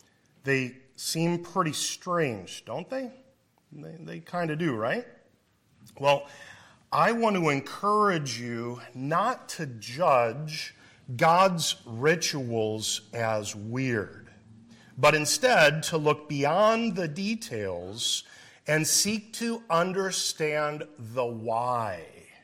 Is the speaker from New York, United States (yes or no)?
no; Iowa, United States; I must be a hick, right? I'm from Iowa originally.